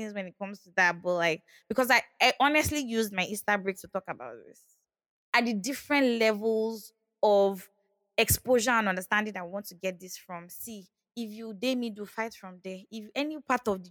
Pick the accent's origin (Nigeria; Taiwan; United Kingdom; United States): Nigeria; we are Nigerian